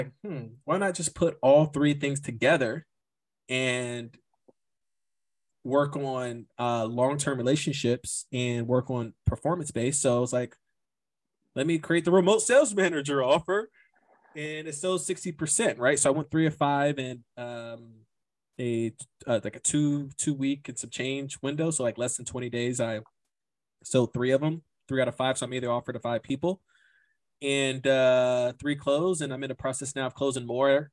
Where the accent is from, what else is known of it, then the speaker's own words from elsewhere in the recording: United States; moved away as an adult; being an American